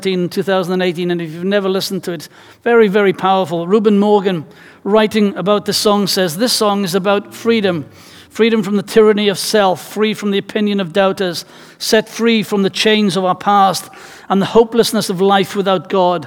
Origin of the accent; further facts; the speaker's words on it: Wales, United Kingdom; as a Welshman whose life, culture, and tradition is rooted in music